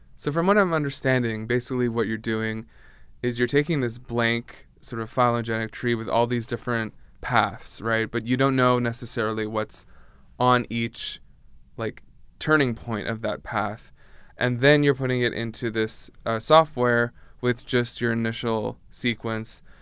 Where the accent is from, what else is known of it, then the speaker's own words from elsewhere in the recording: Canada; I'm from Canada